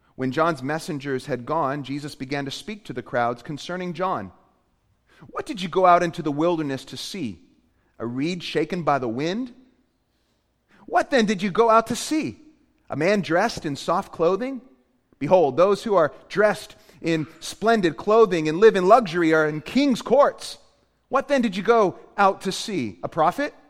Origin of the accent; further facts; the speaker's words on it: Portland, Maine, United States; moved away; I, I grew up in Maine. Uh, I'm from Portland, Maine